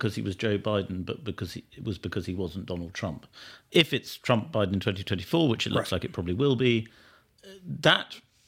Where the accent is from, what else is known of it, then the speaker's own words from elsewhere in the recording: United Kingdom; as a Brit